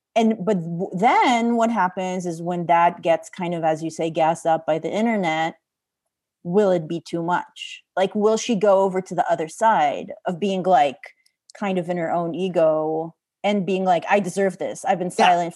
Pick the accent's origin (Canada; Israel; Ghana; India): Israel; moved away; I'm from Israel